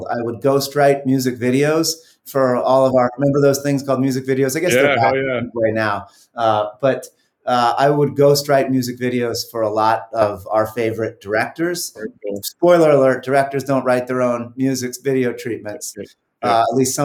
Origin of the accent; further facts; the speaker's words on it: New York City, New York, United States; now in Marin County, United States; I'm from Elmhurst, Queens, New York